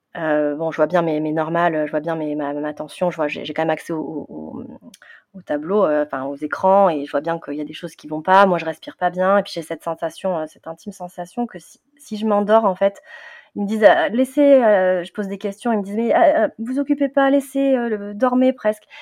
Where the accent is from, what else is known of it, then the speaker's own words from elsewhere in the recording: southern France, France; moved away as an adult; now in Paris region, France; je viens du sud de la France et euh, depuis euh, une quinzaine d'années, j'habite en, région parisienne.